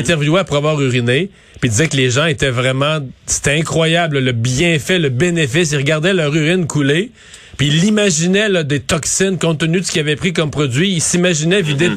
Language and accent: French; Quebec, Canada; chez nous au Québec